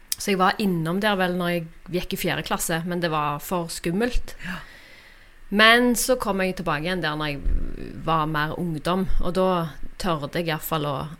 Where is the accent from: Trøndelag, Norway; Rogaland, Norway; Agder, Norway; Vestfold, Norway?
Rogaland, Norway; Randaberg; now in Stavanger, Norway; født og oppvokst på Randaberg. Eh, Flytta til Stavanger i ungdommen, og der har jeg blitt